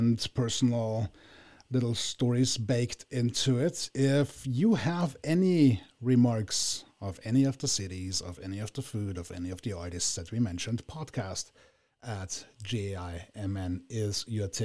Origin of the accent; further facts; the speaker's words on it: Vienna, Austria; moved away as an adult; also born or lived in Villach, Austria; now in United States; I grew up in Vienna, I am born and bred Viennese